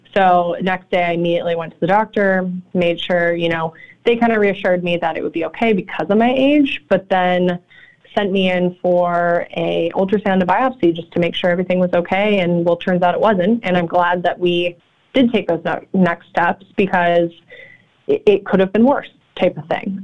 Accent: California, United States; moved away as an adult; now in Chicago, United States; I'm actually from California, um, but I've been out here for eight years

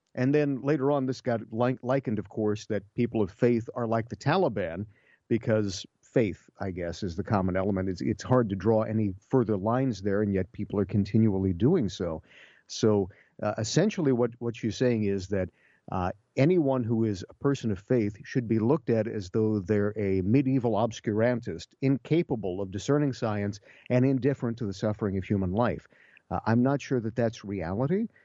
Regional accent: Ohio, United States; my home state of Ohio

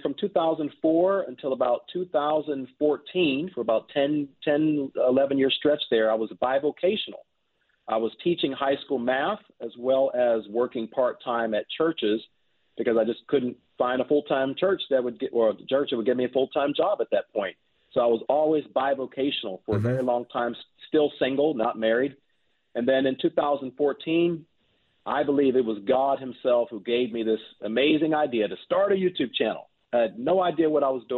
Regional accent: Pittsburgh, Pennsylvania, United States; born or raised there

